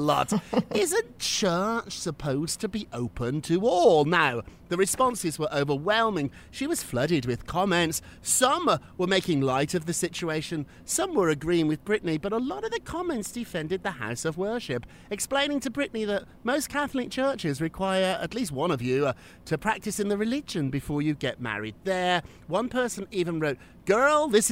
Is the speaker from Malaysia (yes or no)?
no; Birmingham, West Midlands, United Kingdom; when I was growing up in Birmingham, England